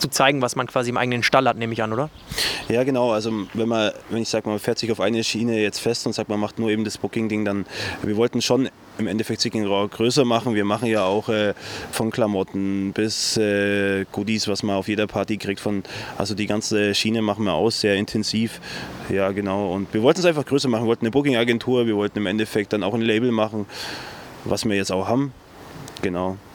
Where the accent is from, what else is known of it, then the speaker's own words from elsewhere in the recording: Allgäu, Bavaria, Germany; also born or lived in Dresden; Allgäuer durch und durch. So zu sagen. Seit 29 Jahren wohne ich hier. Im Endeffekt merkt man es auch im Dialekt. Ich versuche Hochdeutsch zu reden, aber äh, das ein oder andere Allgäuer Wort kann man mir dann irgendwie ja, kommt dann doch raus